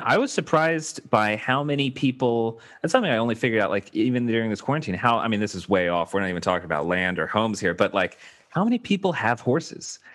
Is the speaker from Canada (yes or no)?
no; Baton Rouge, Louisiana, United States; now in Los Angeles, United States; Baton Rouge